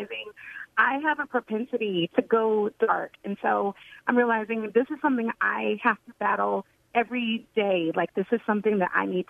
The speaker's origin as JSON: {"language": "English", "town": "Sacramento", "region": "California", "country": "United States", "tie": "born or raised there", "moved": "yes", "lives_now": "Nashville, United States", "said": "I've been living in Nashville for longer than I was born and raised in Sacramento, California"}